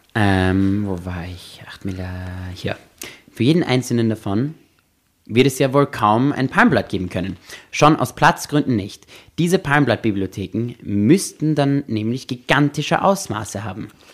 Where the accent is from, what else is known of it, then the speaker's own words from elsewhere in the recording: Austria; also born or lived in Los Angeles; ich bin auch in Österreich aufgewachsen